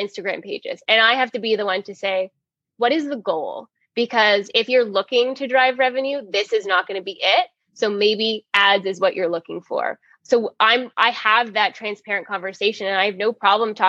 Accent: Toronto, Ontario, Canada; From Toronto

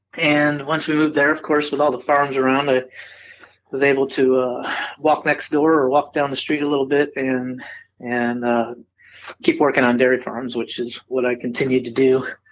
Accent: Cooperstown, New York, United States; also born or lived in Carlisle, New York; I was born born and raised in upstate New York

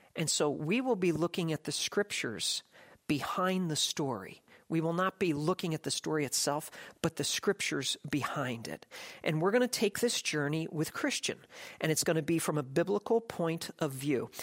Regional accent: United States; I'm an American

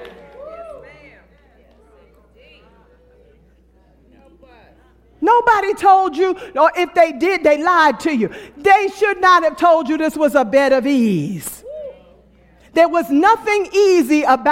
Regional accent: New York City, New York, United States; I was born and raised in Brooklyn, New York

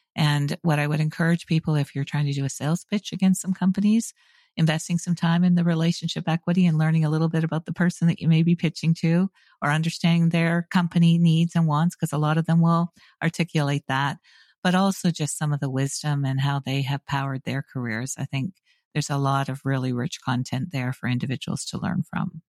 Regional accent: Canada; moved away as an adult; also born or lived in University of Waterloo, Canada; now in United States; I'm a Canadian by birth. I've lived now in the U S for just over twenty-five years.

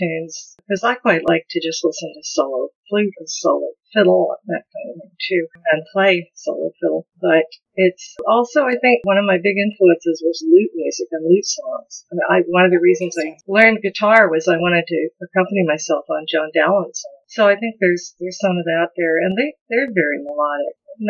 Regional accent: the Ozarks, United States; accent: not Ozarks accent; My parents were from Nebraska and Kansas, so I don't have the Ozarks accent, for example, even though I lived here since I was 5 and a half.

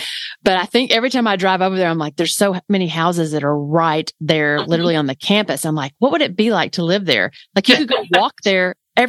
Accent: Memphis, Tennessee, United States; I grew up in Memphis

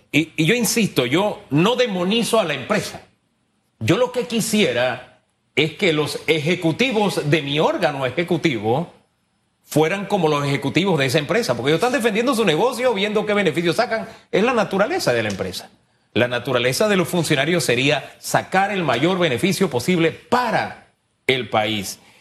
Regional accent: Panama; como panameño

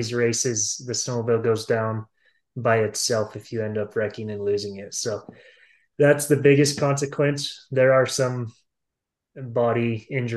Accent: Star Valley, Wyoming, United States; I grew up in Star Valley, so lots of snow over here.

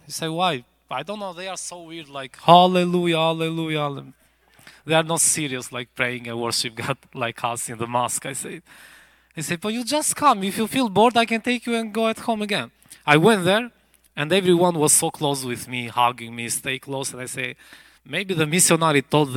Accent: Albania; English is a second language

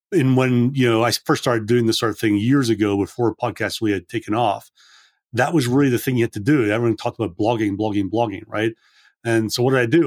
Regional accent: Scotland, United Kingdom; I grew up in Scotland

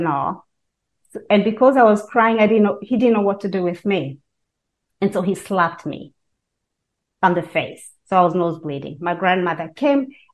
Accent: Kenya; now in United States; I was born and raised in Kenya and moved to this country, the United States of America

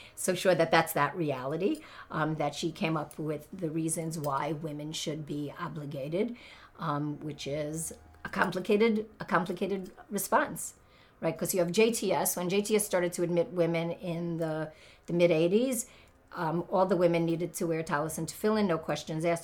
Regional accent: New York City, New York, United States; I was brought up in the Haredi community of Brooklyn, New York

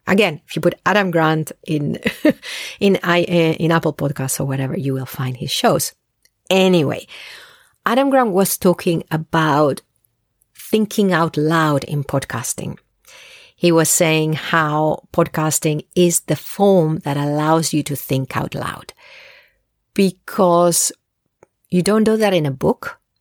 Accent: Spain; I'm Spanish originally. I learned English at a very young age. So, I'm bilingual

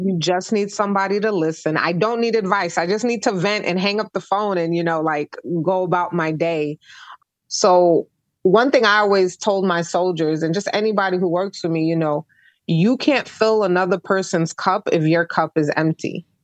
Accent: New York City, New York, United States; moved away; I'm originally from Brooklyn, New York

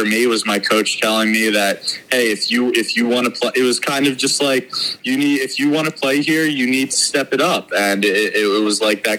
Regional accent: Philadelphia, Pennsylvania, United States; I was from Philadelphia and a huge Phillies fan

